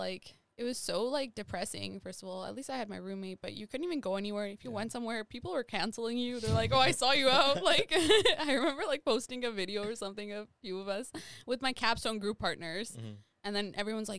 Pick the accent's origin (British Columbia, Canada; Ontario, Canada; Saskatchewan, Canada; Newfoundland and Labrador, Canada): Saskatchewan, Canada; now in Winnipeg, Canada; I grew up in Sask